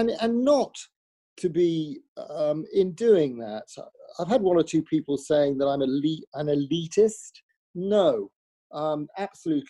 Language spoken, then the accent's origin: English; Wolverhampton, West Midlands, United Kingdom; I'm from Wolverhampton